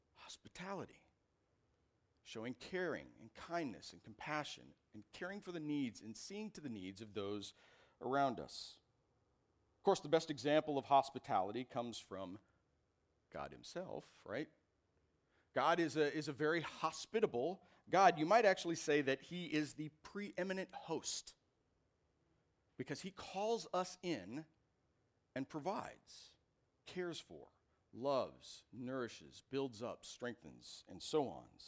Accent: Iowa, United States; moved away as an adult; I grew up in Iowa.

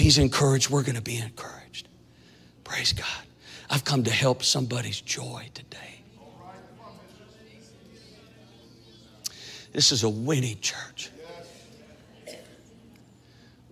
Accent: Minnesota, United States; now in Kansas City, United States; I grew up in Minnesota

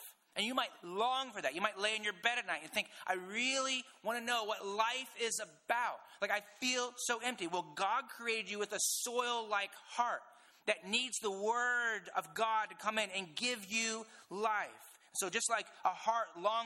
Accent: Indiana, United States; I'm from Indiana

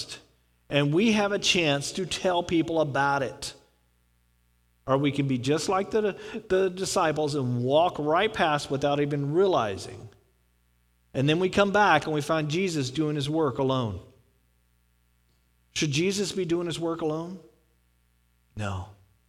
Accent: Houston, Texas, United States; moved away; I grew up in Houston, Texas

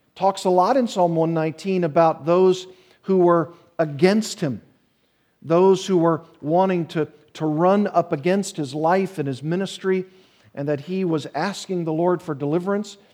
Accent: the South, United States; I'm from the South, and I've told you before that we have a saying there

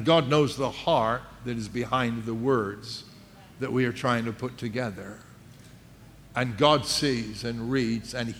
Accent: England, United Kingdom; because we're English

